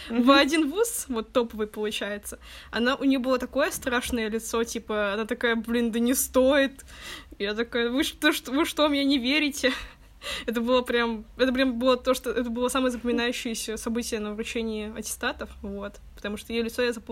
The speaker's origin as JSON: {"language": "Russian", "region": "Saint Petersburg", "country": "Russia", "said": "получается, что девочки из других городов, не Питер, а я из Питера, поэтому мне никуда уезжать не надо было"}